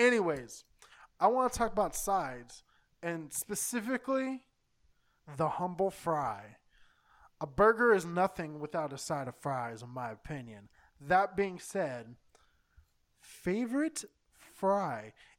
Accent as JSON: {"language": "English", "region": "California", "country": "United States", "also_born_or_lived": "Texas", "said": "I know this is blasphemy because I live in San Diego. I'm even from California, but I spent a good chunk of my life in Texas."}